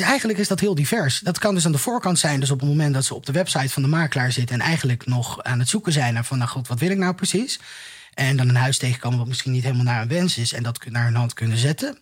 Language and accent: Dutch; Vlijmen, North Brabant, Netherlands; moved away as an adult; also born or lived in Utrecht / Almere / Zeist; now in The Hague, Netherlands; in Brabant. Een beetje, een beetje hetzelfde nest als waar jij vandaan komt. Iets hoger gelegen. Ik kom uit Vlijmen, vlakbij een bos.